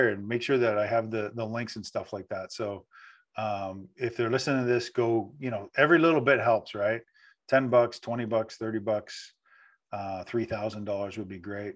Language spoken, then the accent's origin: English; Canada; I'm Canadian too